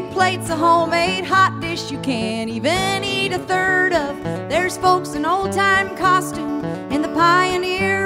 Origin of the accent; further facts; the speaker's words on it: Minnesota, United States; now in Austin, United States; I'm originally from Minnesota